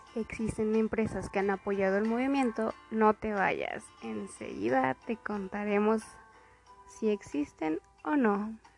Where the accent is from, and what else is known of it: Mexico